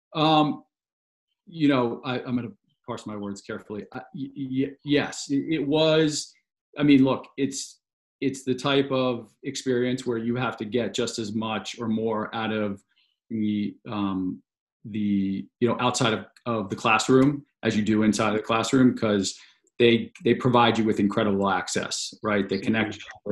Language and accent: English; a suburb of DC, Maryland, United States; moved away as an adult; also born or lived in New York City; I grew up in in Maryland um, in a suburb of DC